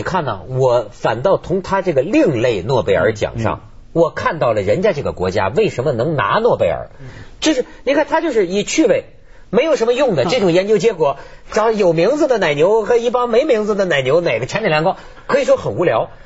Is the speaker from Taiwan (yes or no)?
no; China; 我们大陆人